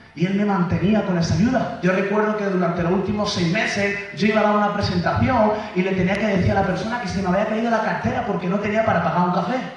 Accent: Mula, Region of Murcia, Spain; yo soy de Murcia, España, de Mula, de un pueblo que son como 15.000 habitantes

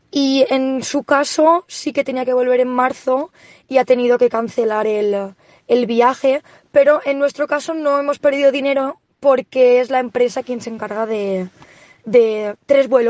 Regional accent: Valencia, Valencian Community, Spain; now in Lillehammer, Norway; soy de Valencia y soy enfermera y actualmente vivo en Lillehammer, en Noruega, desde hace unos tres años.

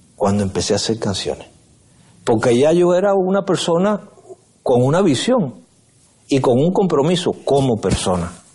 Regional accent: San Antonio de los Baños, Artemisa, Cuba; also born or lived in Havana; San Antonio de los Baños, que es mi pueblo

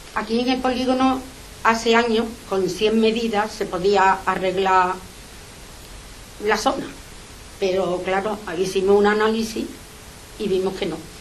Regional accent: Seville, Andalusia, Spain; Nosotros somos vecinos de Sevilla para los que pagamos los impuestos

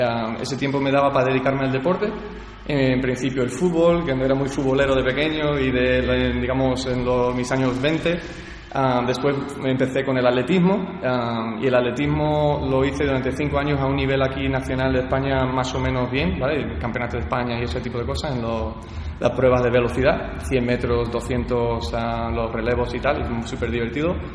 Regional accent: Visalia, California, United States; also born or lived in San Francisco de Olivenza, Spain; mis principios son de en California, que yo nací en Visalia, California, y de un padre americano, de mi madre que es de Badajoz, un pueblo de Badajoz en Extremadura. Y llevo pues toda la vida entre California y, el pueblo San Francisco de Olivenza en, Badajoz

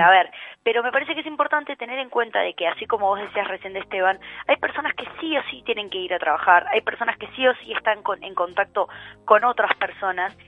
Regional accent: Uruguay; now in Argentina; tengo residencia en la Argentina, pero soy uruguaya también

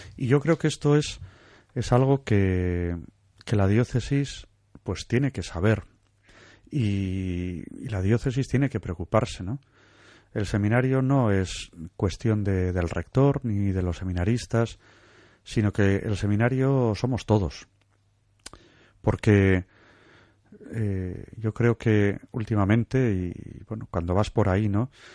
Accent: Santurtzi, Basque Country, Spain; yo soy de Santurce, originario

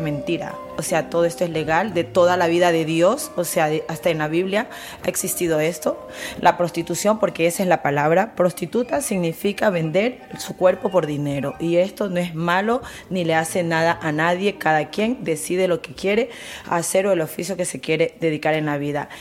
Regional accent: Colombia; now in Spain; somos colombiana

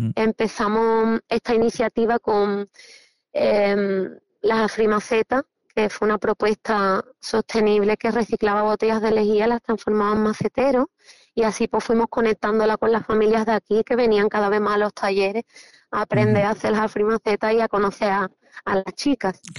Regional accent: Cádiz, Andalusia, Spain; boquerones gaditanos por el mundo

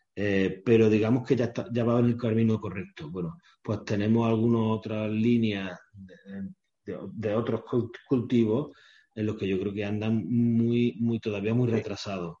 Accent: Córdoba, Andalusia, Spain; yo soy cordobés

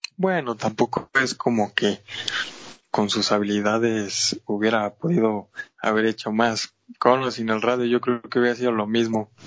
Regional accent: Mexico; soy mexicano

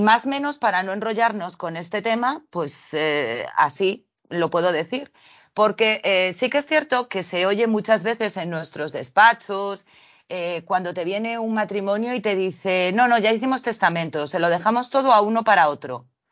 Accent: Spain; dado que vivimos en España, somos españoles

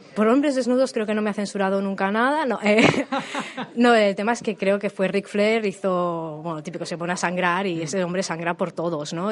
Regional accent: Barcelona, Catalonia, Spain; also born or lived in Tarragona; yo soy originariamente de Barcelona, y con 20 años me fui a Tarragona.

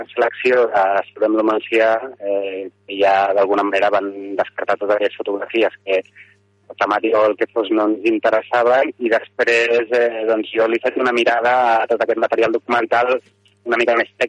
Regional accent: Barcelona, Catalonia, Spain; soc de Barcelona, però la meva parella és, és d'aquí

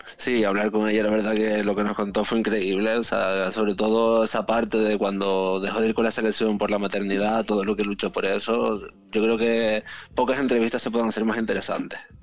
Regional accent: Canary Islands, Spain; soy canario

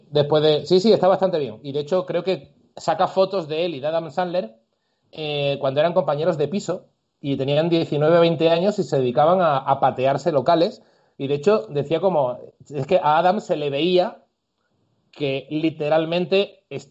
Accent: Andalusia, Spain; moved away; yo incluso como andaluz

